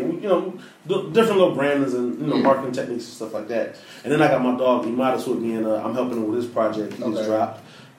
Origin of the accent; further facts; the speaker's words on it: Detroit, Michigan, United States; So I'm from Detroit. I'm from the area.